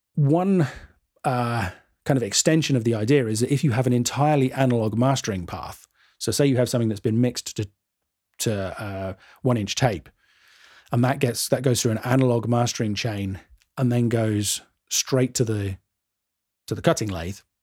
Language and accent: English; United Kingdom; I'm too British